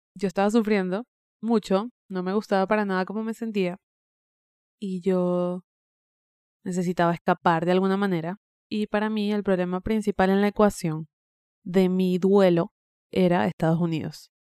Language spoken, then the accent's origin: Spanish; Venezuela; moved away as an adult; yo estoy cumpliendo 8 años desde que emigré de mi país natal, de Venezuela